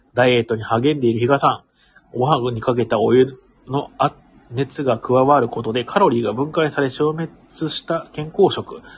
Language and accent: Japanese; Ehime, Japan; 僕、出身が愛媛県